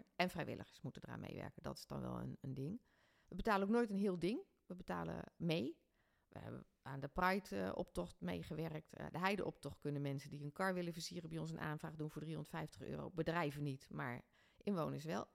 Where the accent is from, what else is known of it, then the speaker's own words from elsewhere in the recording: Ede, Gelderland, Netherlands; also born or lived in Doesburg; now in Ede, Netherlands; ik ben in Ede opgegroeid